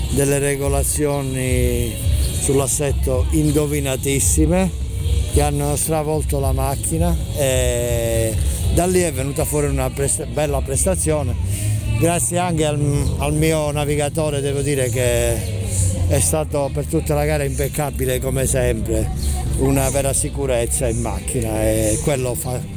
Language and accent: Italian; Cisternino, Apulia, Italy; No, sono di Cisternino.